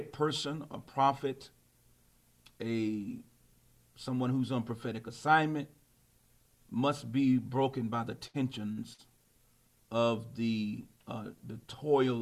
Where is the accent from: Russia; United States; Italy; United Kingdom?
United States; Alexandria, Virginia; I was born in Alexandria, Virginia, which is actually the same place my father and my grandfather, we were all born in the same hospital